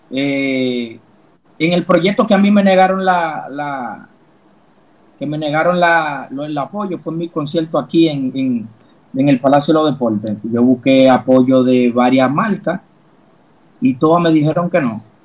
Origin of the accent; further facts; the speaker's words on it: Dominican Republic; tengo que incluirme como dominicano